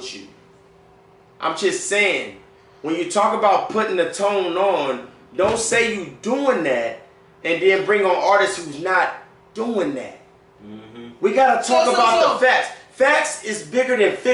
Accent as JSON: {"language": "English", "town": "Killeen", "region": "Texas", "country": "United States", "moved": "yes", "lives_now": "San Antonio, United States", "said": "I'm originally from Killeen. Killeen. But I've been holding down the Tone since 07."}